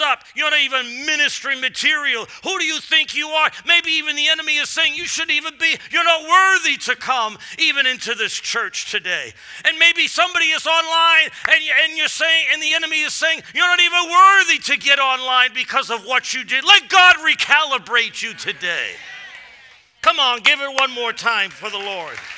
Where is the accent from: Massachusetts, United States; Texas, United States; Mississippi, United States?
Massachusetts, United States; moved away; I'm from Massachusetts, so coming here is sort of always like coming home